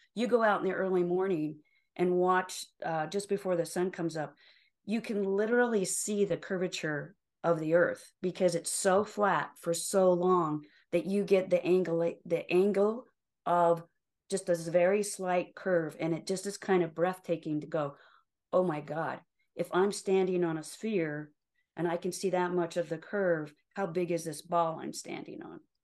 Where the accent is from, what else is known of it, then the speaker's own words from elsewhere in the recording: Utah, United States; also born or lived in Salt Lake City, Utah; I was born and raised in Utah, yes. So, I live in Salt Lake City right now, but I was born and raised in a very small rural town, um, just over the mountains here from Salt Lake